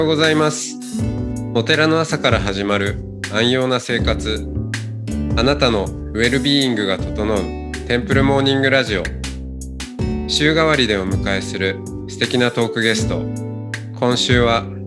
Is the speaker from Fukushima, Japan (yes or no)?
no; Hokkaido, Japan; 北海道のね、うん、の生まれ